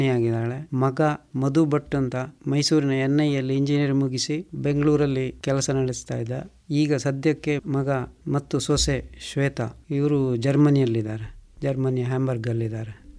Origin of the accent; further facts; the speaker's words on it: Puttur, Karnataka, India; ನನ್ನ ಹುಟ್ಟೂರು ಇದೇ ಪುತ್ತೂರು ತಾಲೂಕಿನ ಇರ್ದೇ ಗ್ರಾಮದ ಕುಂಜಿಮೂಲೆ ಮನೆ ನಮ್ಮದು